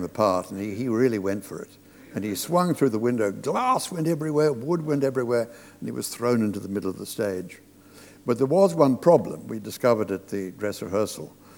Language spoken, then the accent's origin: English; Australia; moved away; I was brought up in Australia